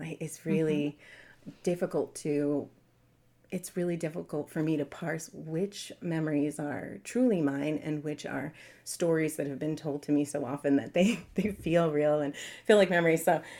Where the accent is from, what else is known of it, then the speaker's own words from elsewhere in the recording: New York City, New York, United States; also born or lived in Long Island; So I grew up in New York City, and then later on Long Island